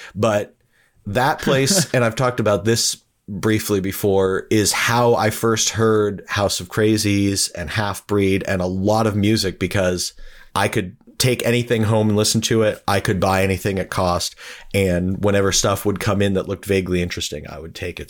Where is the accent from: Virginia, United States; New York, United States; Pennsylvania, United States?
Pennsylvania, United States; Erie; moved away as an adult; We are all from Erie, Pennsylvania, and we all moved there together